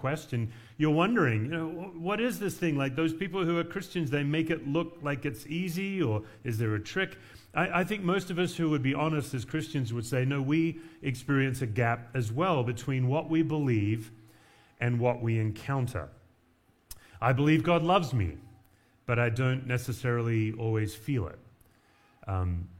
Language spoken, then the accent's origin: English; Perth, Western Australia, Australia; moved away as an adult; also born or lived in Knoxville, Tennessee; now in Denver, United States; I moved from the beach culture of Perth to Appalachian, Tennessee